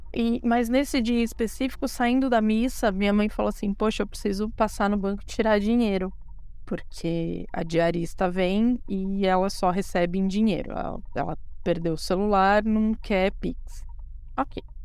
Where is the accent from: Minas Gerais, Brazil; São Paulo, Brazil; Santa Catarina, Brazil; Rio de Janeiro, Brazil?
São Paulo, Brazil; eu tenho 33 anos de idade, sou da cidade de São Paulo, capital